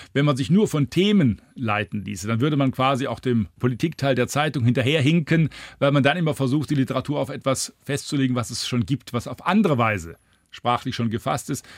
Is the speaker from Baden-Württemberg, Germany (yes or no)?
yes; Heilbronn, Baden-Württemberg, Germany; moved away; in Heilbronn, meiner Heimatstadt